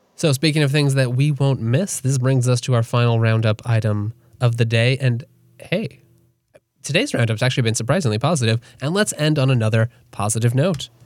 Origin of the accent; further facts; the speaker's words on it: United States; I'm an American